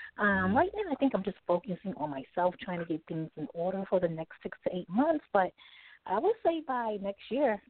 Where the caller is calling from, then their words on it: New York, United States; I'm calling from New York.